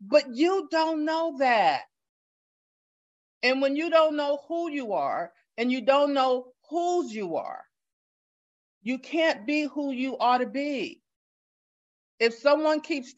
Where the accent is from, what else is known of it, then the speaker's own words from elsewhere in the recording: Gary, Indiana, United States; moved away as an adult; now in Atlanta, United States; Gary, Indiana, my hometown